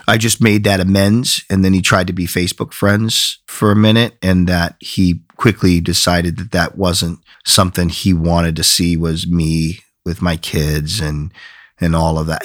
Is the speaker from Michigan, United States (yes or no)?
yes; Flint, Michigan, United States; moved away; also born or lived in Binghamton, New York / San Mateo, California / San Francisco, California; native of, uh, Michigan. Grew up in Flint, Michigan